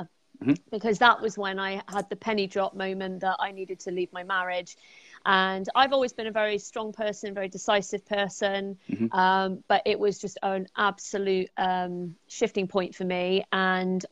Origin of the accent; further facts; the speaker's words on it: Bristol, South West England, United Kingdom; I'm from Bristol in the United Kingdom